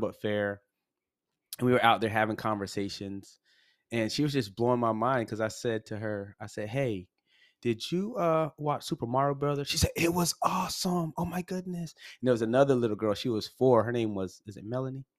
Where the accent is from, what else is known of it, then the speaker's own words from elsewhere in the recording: Massachusetts, United States; moved away as an adult; also born or lived in North Carolina; we grew up in Massachusetts, uh, well, our teen years